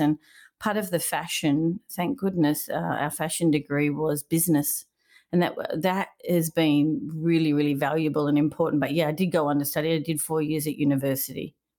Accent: Melbourne, Victoria, Australia; moved away as an adult; now in California, United States; I grew up in Melbourne, Australia, uh, when, uh, first place I grew up was Caulfield, and then we moved to Brighton

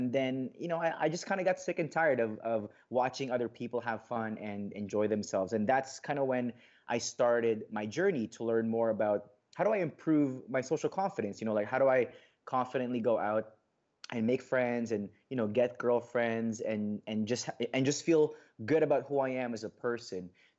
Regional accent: Philippines; English is a second language; moved away; also born or lived in Saudi Arabia; I grew up in a culture, you know, both in the Philippines and in, growing up in the Middle East, like both are very, you know, like conservative, cultures. Like I remember living in Saudi

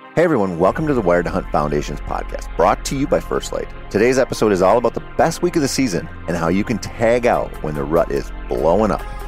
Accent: Minnesota, United States; growing up in Minnesota as a bow hunter who sucked at bow hunting

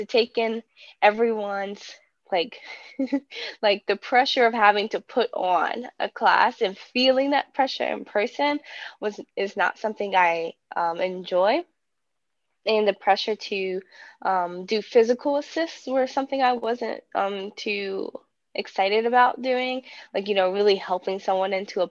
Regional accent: Danville, Virginia, United States; I am from Danville, Virginia. It's a very small southwest rural town, like right on the border of North Carolina. I grew up with my family

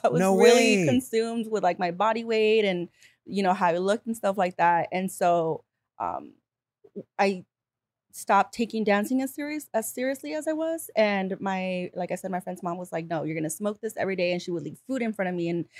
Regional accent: Bell Gardens, California, United States; also born or lived in Whittier / Los Angeles; I moved around a lot. So I was in Bell Gardens.

